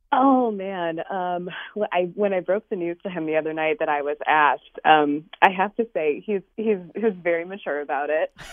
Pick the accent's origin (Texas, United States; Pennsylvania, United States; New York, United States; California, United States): New York, United States; also born or lived in West Coast; I actually grew up in New York originally, moved to the West Coast for a while for work after college, and then came back to New York.